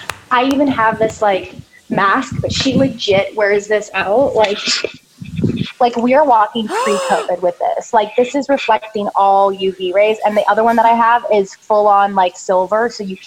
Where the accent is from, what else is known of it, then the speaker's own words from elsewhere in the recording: Canada; now in Los Angeles, United States; And when I came to LA from Canada, I don't know what it was, probably like stress, nerves, different air quality, all of that.